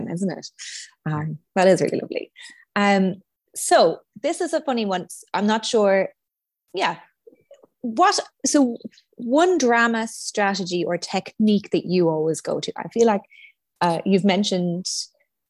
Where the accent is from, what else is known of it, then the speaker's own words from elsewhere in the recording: Sligo, Connacht, Ireland; I'm from Sligo, where Yeats is everywhere